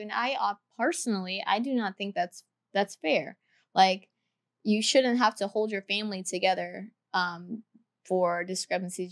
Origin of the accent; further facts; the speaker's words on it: the Carolinas, United States; I'm from the Carolinas